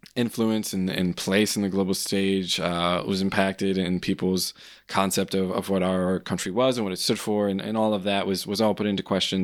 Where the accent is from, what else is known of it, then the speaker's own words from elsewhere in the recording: United States; being an American